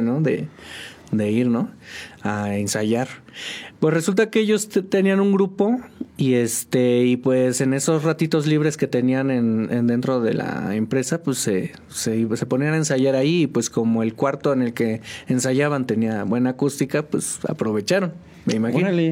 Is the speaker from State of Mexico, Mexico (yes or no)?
yes; State of Mexico, Mexico; moved away as an adult; now in San Juan del Río, Mexico; yo vengo del Estado de México. Este, viví pues prácticamente toda mi vida allá.